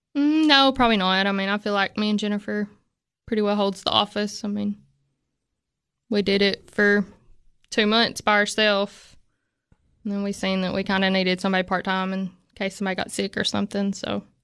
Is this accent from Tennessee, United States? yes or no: yes; Moss, Tennessee, United States; I grew up in Moss